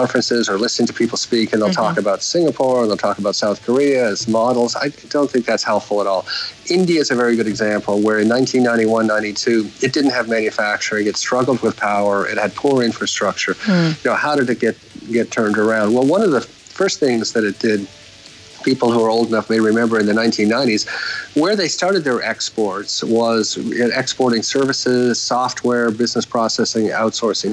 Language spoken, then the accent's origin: English; Canada; moved away as an adult; now in Nigeria; I'm Canadian